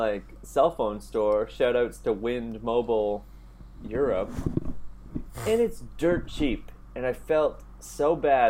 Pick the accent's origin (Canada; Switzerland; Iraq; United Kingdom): Canada; now in Italy; I'm living in Italy right now. Like, I'm from Canada.